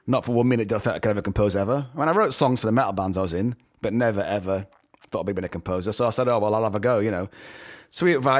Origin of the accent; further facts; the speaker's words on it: Knaresborough, Yorkshire and the Humber, United Kingdom; also born or lived in Edinburgh; now in Los Angeles, United States; born in Edinburgh, but I lived most of my life in North Yorkshire, in Knaresborough, which is close to Harrogate, which is close to Leeds.